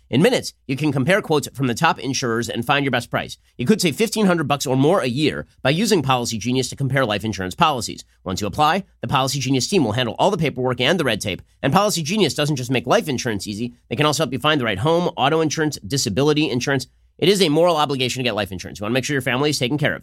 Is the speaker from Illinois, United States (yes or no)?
no; Los Angeles, California, United States; I'm from Los Angeles